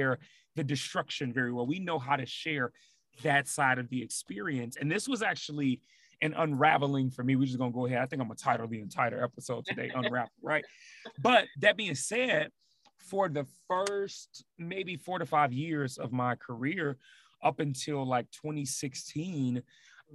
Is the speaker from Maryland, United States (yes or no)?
no; Chicago, Illinois, United States; moved away as an adult; now in Seattle, United States; Chicago, like, just born and raised there, but even being in Seattle for the last 5 years now